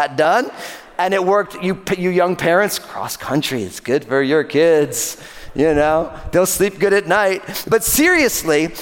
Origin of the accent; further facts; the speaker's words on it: New Jersey, United States; the high school that I went to in my home state of New Jersey